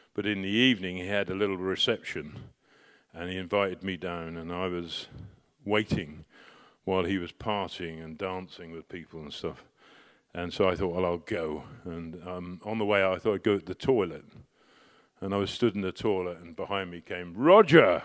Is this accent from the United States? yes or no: no; United Kingdom; also born or lived in Shanghai; I'm more Chinese than I am British